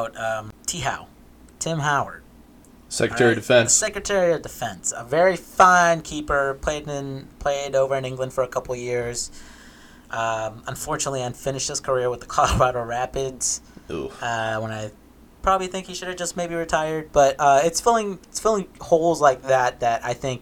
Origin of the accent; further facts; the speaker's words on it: El Salvador; moved away; I was born in El Salvador, so soccer was like the big thing over there